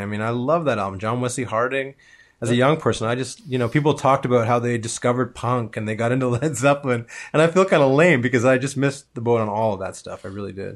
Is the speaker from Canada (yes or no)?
yes; Toronto, Ontario, Canada; I grew up in Toronto